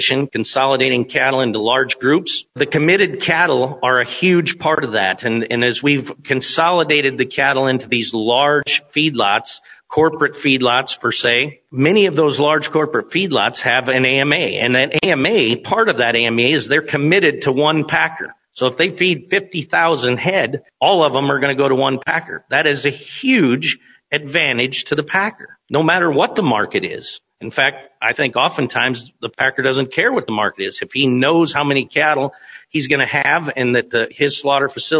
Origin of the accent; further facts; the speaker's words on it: Kimball, South Dakota, United States; Where I grew up in Kimball, there were 11 sale barns in a 100-mile radius of me in 1991.